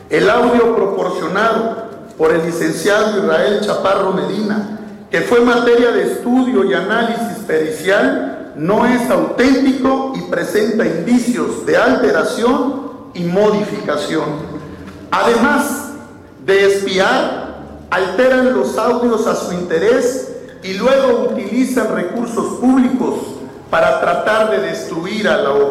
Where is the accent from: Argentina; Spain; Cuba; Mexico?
Mexico; pero sobre todo como un mexicano que no está dispuesto a permitir que se instaure una dictadura en México.